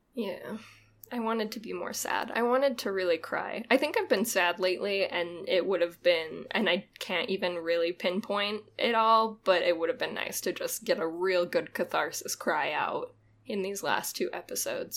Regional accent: Utah, United States; born or raised there

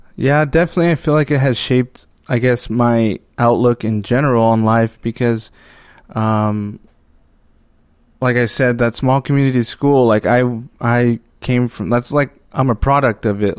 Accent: Arizona, United States; moved away; I'm from Arizona. Uh, originally from the Navajo Reservation

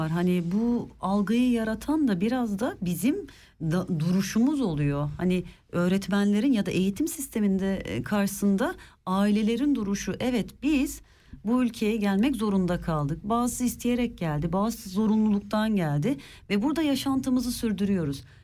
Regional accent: Germany; born there; Ben buradayım, burada doğdum ve biliyorum.

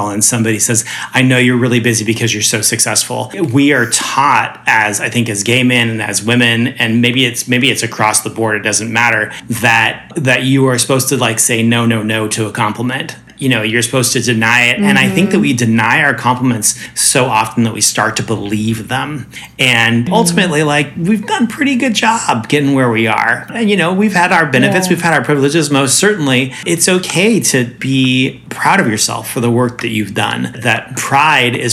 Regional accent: Boise, Idaho, United States; moved away; I grew up in Boise

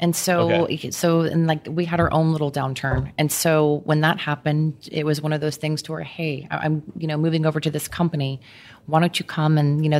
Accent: Houston, Texas, United States; I'm a native Houstonian.

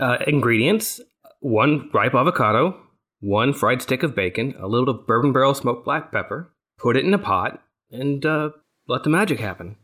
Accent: Texas, United States; I'm from Texas, not Kentucky

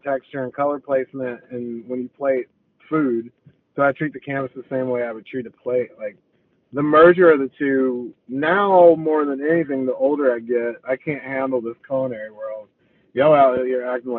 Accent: Chicago, Illinois, United States; moved away; also born or lived in Tuscaloosa, Alabama; I grew up in Chicago

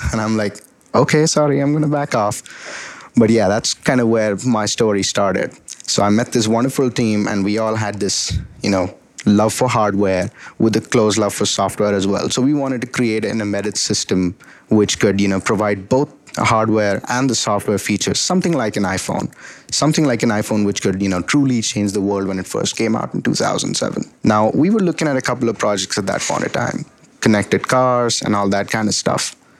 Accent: Delhi, India; moved away as an adult; also born or lived in Atlanta, Georgia, United States; now in United States; I was born and raised in Delhi, India, and I came to the United States for my bachelor's in electrical engineering at Georgia Tech

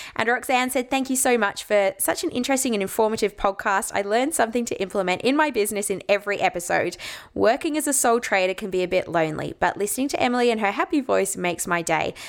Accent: Ballarat, Victoria, Australia; my hometown in Ballarat

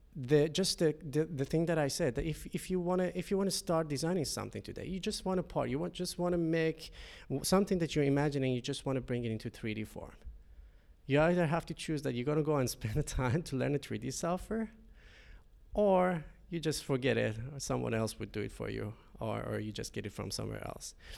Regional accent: Shiraz, Fars, Iran; moved away as an adult; now in Finland; I'm coming from Iran, Shiraz. Uh, it's a city in Center South.

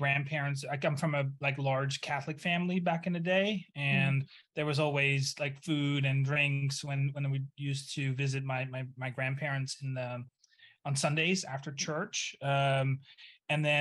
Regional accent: Netherlands; also born or lived in Brooklyn, New York; now in New Orleans, United States; I'm originally from the Netherlands, hence the weird name

